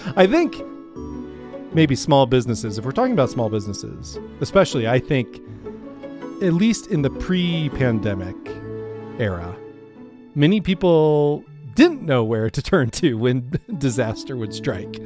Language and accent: English; Nebraska, United States; I grew up in Nebraska, uh, you know, on the, on the Great Plains